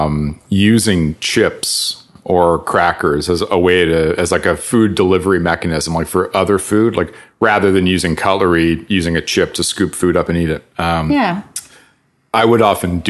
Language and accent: English; Calgary, Alberta, Canada; moved away; also born or lived in United Kingdom / Toronto; running around Calgary